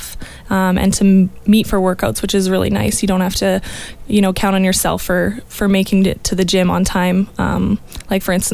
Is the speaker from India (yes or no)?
no; Edmonton, Alberta, Canada; moved away as an adult; now in Olds, Canada; I'm originally from Edmonton. I moved to Olds a few years ago